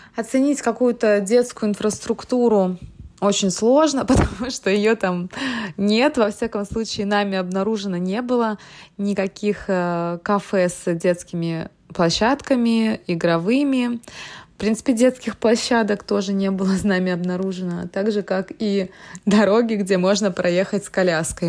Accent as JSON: {"language": "Russian", "region": "Moscow", "country": "Russia", "said": "Мы из Москвы"}